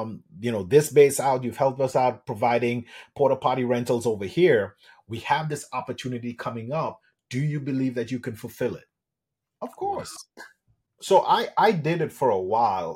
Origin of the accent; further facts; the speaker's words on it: Trinidad & Tobago; moved away; I'm originally from Trinidad and Tobago.